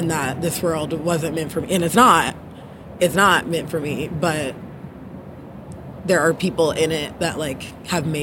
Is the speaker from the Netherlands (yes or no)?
no; Texas, United States; also born or lived in Denton, Texas; now in New Orleans, United States; I'm from Texas originally, South Texas and Central, also state a bit, North Texas a bit, all over